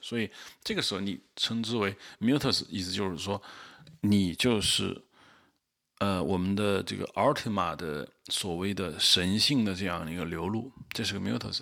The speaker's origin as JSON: {"language": "Chinese", "country": "China", "said": "我们中国人"}